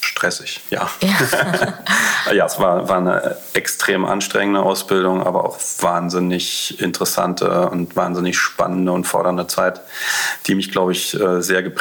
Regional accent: Berlin, Germany; ich bin Berliner, äh, einer der wenigen wahrscheinlich, die so ein richtiger Berliner, die es noch gibt.

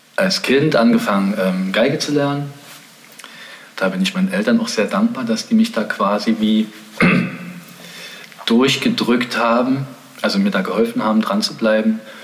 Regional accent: East Germany, Germany; ich bin in der DDR aufgewachsen in einem sehr künstlerisch motivierten Milieu.

